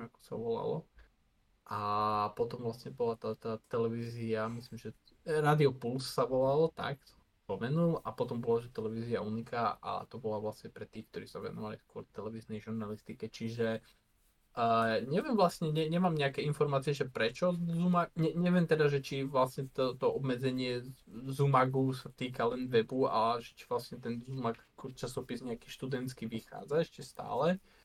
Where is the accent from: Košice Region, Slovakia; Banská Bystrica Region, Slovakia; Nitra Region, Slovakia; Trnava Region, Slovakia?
Košice Region, Slovakia; ja som z Košického kraja